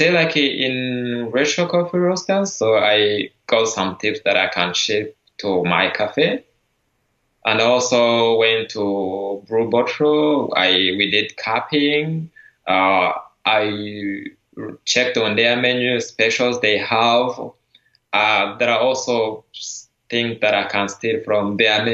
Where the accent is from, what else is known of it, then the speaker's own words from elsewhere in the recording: Rwanda; now in San Francisco Bay Area, United States; I'm from Rwanda, I'm the barista champion